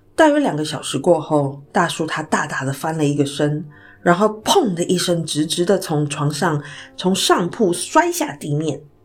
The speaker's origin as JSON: {"language": "Chinese", "country": "Taiwan", "said": "我来自台湾"}